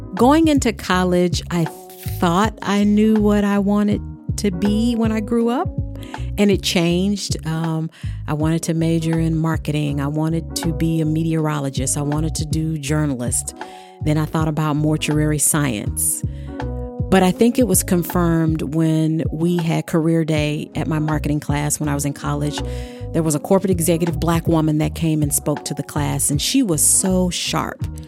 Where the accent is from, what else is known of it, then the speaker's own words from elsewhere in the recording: the South, United States; I grew up in the South